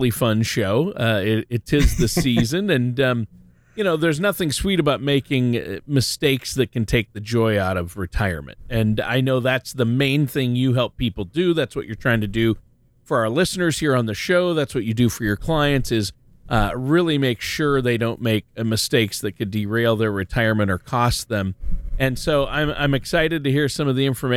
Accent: Minnesota, United States; growing up in Minnesota

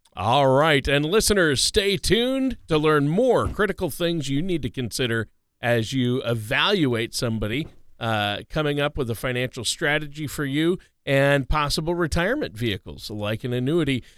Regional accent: Minnesota, United States; home state of Minnesota

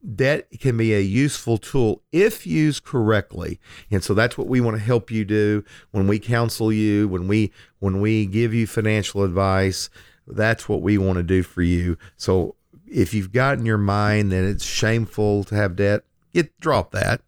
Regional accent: Lindsay, Oklahoma, United States; when I was a young man growing up in Lindsay, Oklahoma

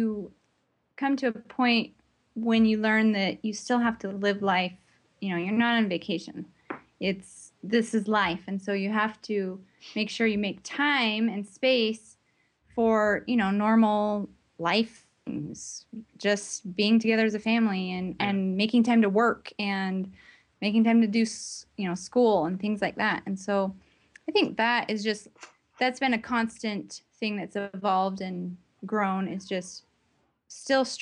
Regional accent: United States; moved away; I grew up with in the States

